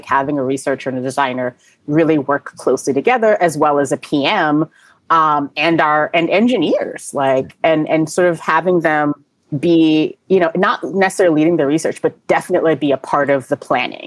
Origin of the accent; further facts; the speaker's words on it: New York, United States; I'm a New Yorker.